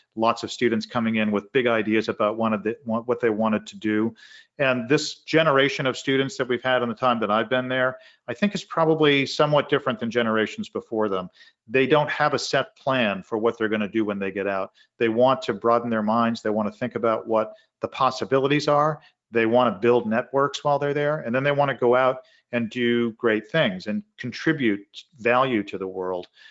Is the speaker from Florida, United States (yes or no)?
no; Arlington, Massachusetts, United States; I grew up in Arlington, Massachusetts, twenty minutes from Harvard Yard.